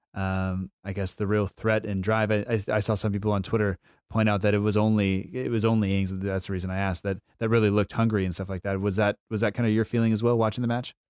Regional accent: United States; as an American fan

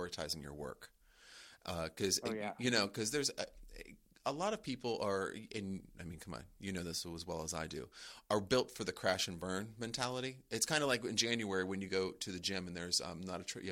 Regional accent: East Coast, United States; I'm an East Coast person

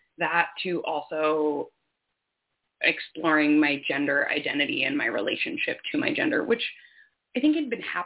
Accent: Finger Lakes region, New York, United States; I grew up in New York State on Seneca Nation land in the Finger Lakes region out in the hills

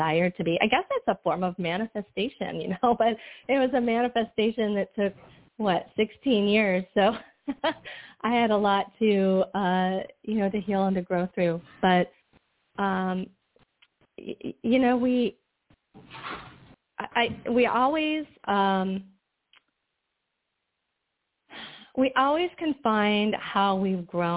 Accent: Michigan, United States; moved away as an adult; also born or lived in Florida; I'm originally from Michigan

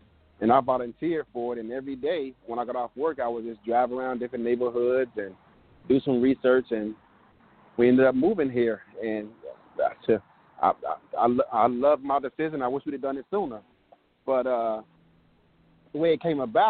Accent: Chicago, Illinois, United States; moved away as an adult; now in Arizona, United States; I'm from Chicago, and other than my time in the military, spent overseas and in combat, I've been there my entire life

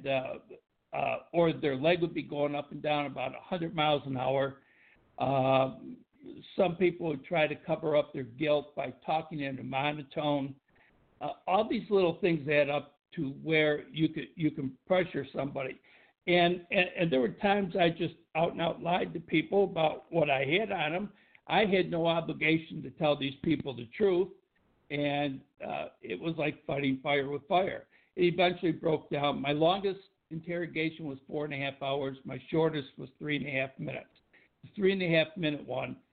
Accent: Tonawanda, New York, United States; moved away as an adult; also born or lived in Buffalo, New York / Boston, Massachusetts; I grew up in Tonawanda, New York, and I worked as a police officer in the Buffalo area.

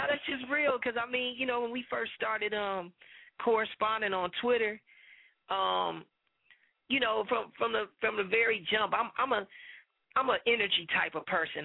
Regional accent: Chicago, Illinois, United States; moved away; my hometown in Chicago

